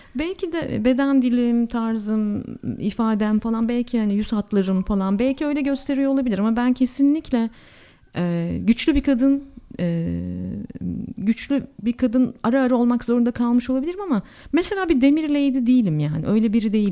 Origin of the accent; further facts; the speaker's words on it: Ankara, Turkey; Ankaralıyım biliyorsunuz efendim biz su birikintisi gördüğümüzde deniz zannedebiliriz